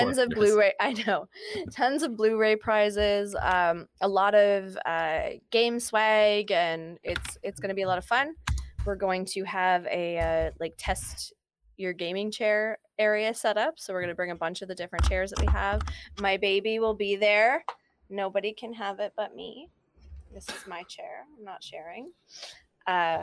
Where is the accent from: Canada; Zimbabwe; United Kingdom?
Canada; Niagara Region, Ontario; I am born and raised in Niagara region